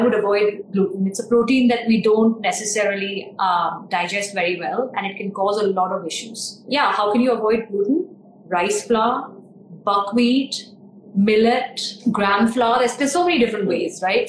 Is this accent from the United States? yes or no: no; India; we're Indian